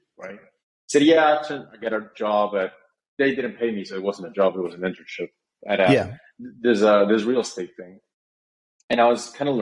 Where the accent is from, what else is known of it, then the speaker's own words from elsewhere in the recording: Guatemala; I'm born and raised in Guatemala, still live here